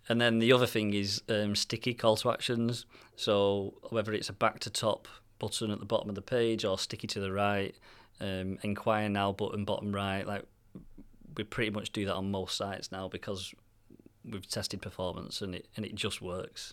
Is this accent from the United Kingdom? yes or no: yes; Manchester, North West England, United Kingdom; we're from Manchester